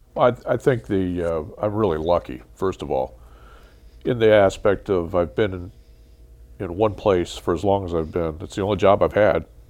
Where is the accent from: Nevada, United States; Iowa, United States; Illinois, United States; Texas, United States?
Iowa, United States; Central; to be in my hometown and, and, uh, um, get my job that allowed me to move home